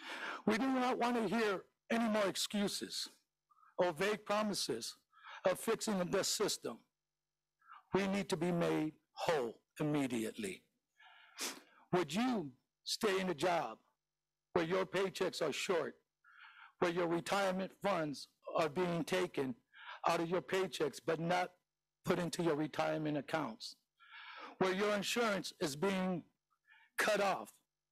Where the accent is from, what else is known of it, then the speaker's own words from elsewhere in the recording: San Francisco, California, United States; a childhood friend of mine that I grew up with in the Mission. I am a product of this school district.